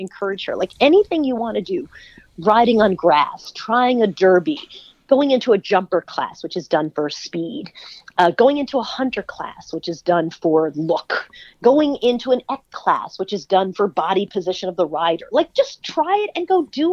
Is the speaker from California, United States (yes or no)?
no; Long Island, New York, United States; I grew up in Long Island